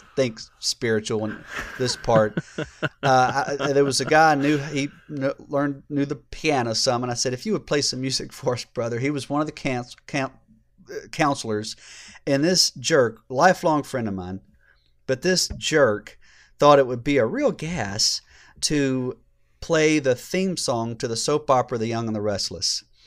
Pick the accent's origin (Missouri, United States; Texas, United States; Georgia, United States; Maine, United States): Georgia, United States; I grew up here in Georgia